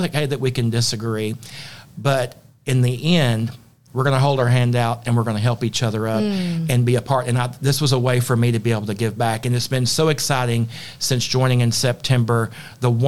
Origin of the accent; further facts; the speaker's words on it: Arkansas, United States; moved away as an adult; also born or lived in Florida / Dallas, Texas; now in Rowlett, United States; I was born in Florida, raised in Arkansas, moved to the Dallas area almost 6 years